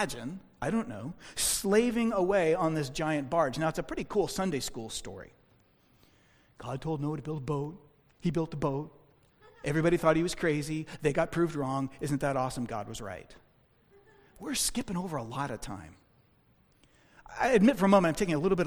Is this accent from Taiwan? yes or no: no; United States; as American Christians